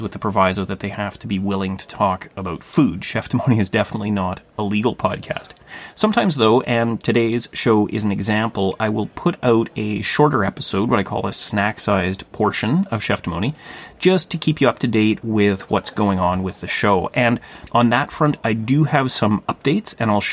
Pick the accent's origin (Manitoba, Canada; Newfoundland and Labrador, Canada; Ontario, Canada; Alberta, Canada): Ontario, Canada; Thunder Bay; Thunder Bay, my hometown